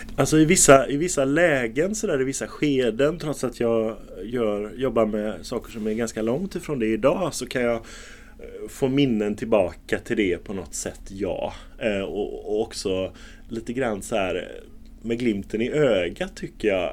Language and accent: Swedish; Gothenburg, Västra Götaland, Sweden; Jag är uppvuxen i centrala Göteborg, i Haga, i Majorna.